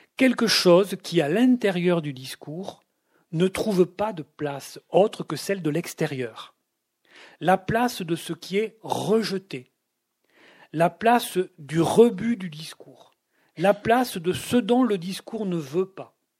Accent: Toulouse, Occitania, France; quand j'étais enfant, vivaient à Toulouse au centre-ville

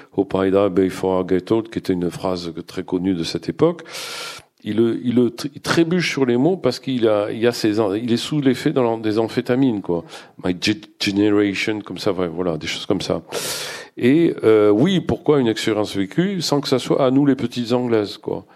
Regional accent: Bordeaux, Nouvelle-Aquitaine, France; je suis bordelais

